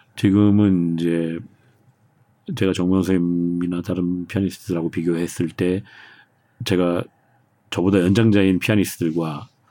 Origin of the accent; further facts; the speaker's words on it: South Korea; moved away as an adult; also born or lived in Germany; 한국 사람으로서 외국 나가서 살고 사는 것 자체도